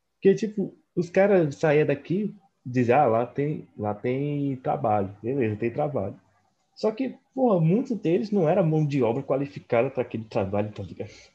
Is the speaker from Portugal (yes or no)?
no; Northeast Region, Brazil; eu sou do Nordeste